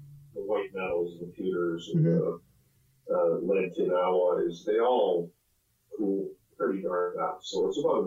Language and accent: English; Southern Ontario, Canada; I grew up in Southern Ontario